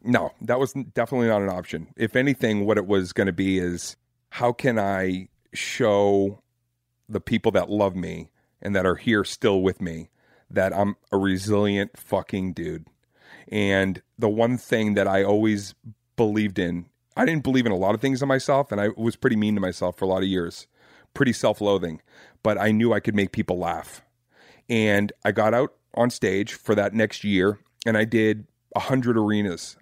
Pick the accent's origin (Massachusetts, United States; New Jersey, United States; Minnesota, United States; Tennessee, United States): Massachusetts, United States; Boston; I'm from Boston and I grew up basically doing my homework at Fenway Park